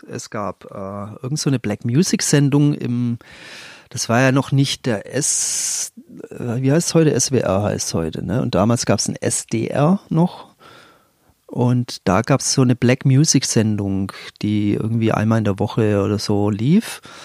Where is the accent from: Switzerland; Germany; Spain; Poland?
Germany; Leonberg, Baden-Württemberg; ich bin aus einer Vorstadt, aus Leonberg, also Vorstadt von Stuttgart